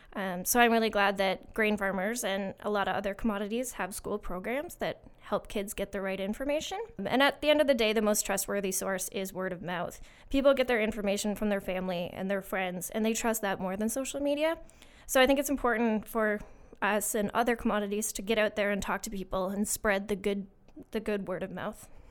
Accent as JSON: {"language": "English", "town": "Winchester", "region": "Ontario", "country": "Canada", "tie": "born or raised there", "said": "I'm from a little town called Winchester, um, and I grew up on a small farm with sheep, horses, and beef cows"}